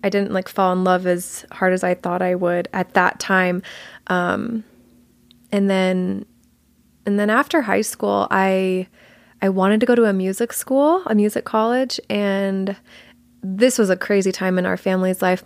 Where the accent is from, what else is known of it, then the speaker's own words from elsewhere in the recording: Georgia, United States; also born or lived in Colorado; I was born in Colorado, but I only lived there until I was five, and then my family moved to Georgia. So I was raised in Georgia.